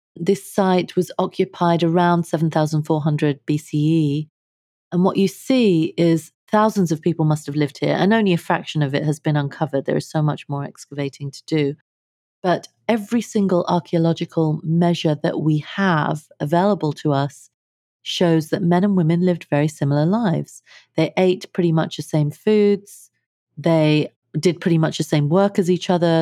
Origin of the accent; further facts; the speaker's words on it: London, United Kingdom; moved away as an adult; also born or lived in India; now in United States; I grew up in London. Uh, my family is of Indian heritage